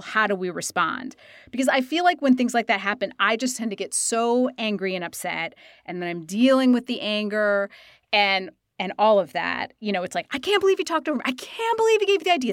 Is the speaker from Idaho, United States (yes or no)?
yes; Idaho, United States; I am from Idaho